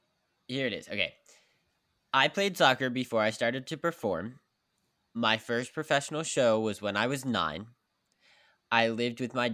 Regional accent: West Virginia, United States; also born or lived in Pittsburgh; now in New York, United States; I'm from West Virginia, so I played back then. I played soccer, I played football, and I played hockey back in West Virginia where I'm from. And then I started performing, and then I moved to New York

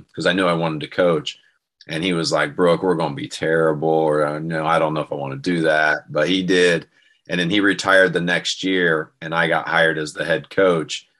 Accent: St. Paris, Ohio, United States; I grew up in St. Paris, Ohio

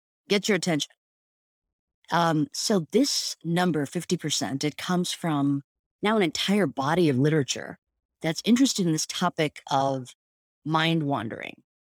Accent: India; I mean, I was actually sort of, as an Indian woman, grew up with parents that meditated, and it was sort of part of the cultural norms to do these practices.

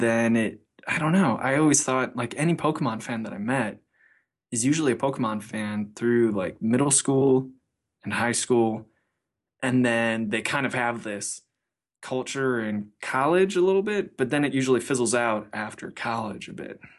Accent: Cleveland, Ohio, United States; I'm from Cleveland

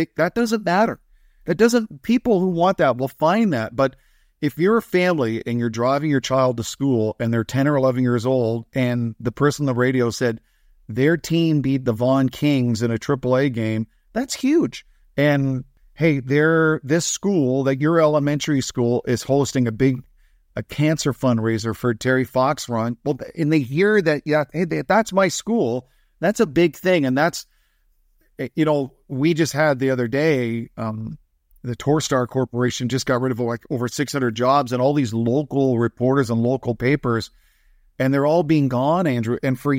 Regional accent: Verdun, Grand Est, France; born there; also born or lived in Lahr, Germany; So I was born in France, and we lived in France for about a year and a bit. And then my father got transferred to Lahr, Germany.

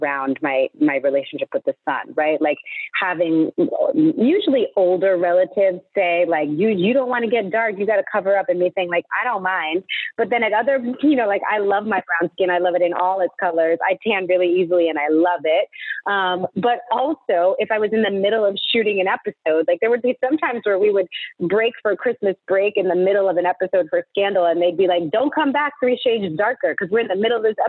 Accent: East Coast, United States; I grew up on the East Coast

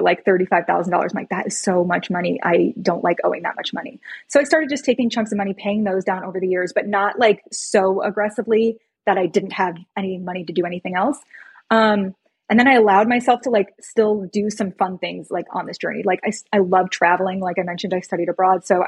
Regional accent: Chicago, Illinois, United States; I'm from Chicago

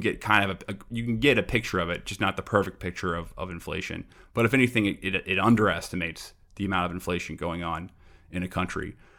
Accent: New York City, New York, United States; also born or lived in Long Island; now in Brooklyn, United States; I'm from Queens originally

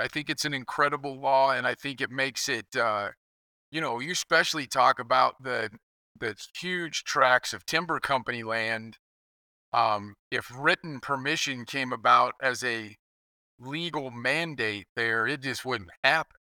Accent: Kansas, United States; I grew up in Kansas

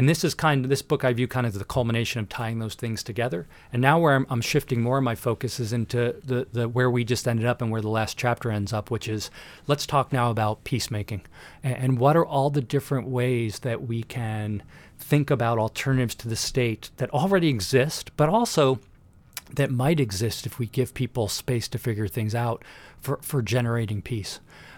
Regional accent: New Jersey, United States; So I grew up in Northern New Jersey. I went to Manhattan College in New York City for undergraduate.

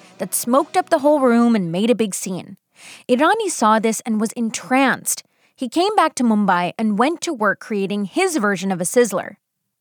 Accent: United States; I, on the other hand, was born and raised in the U.S., but I grew up eating Indian food

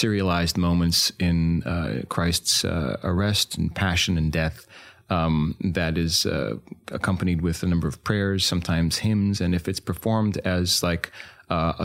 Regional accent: New York City, New York, United States; I was born in Hell's Kitchen

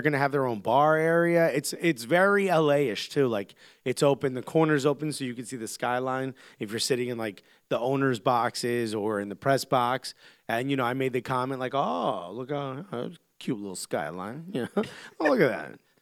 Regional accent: New York, United States; I'm a New Yorker

